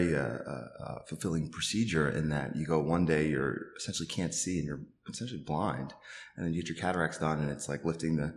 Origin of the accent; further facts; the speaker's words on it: Long Island, New York, United States; also born or lived in Manhattan, New York / Bronx, New York; So I'm originally from Long Island, New York. I was born in Manhattan.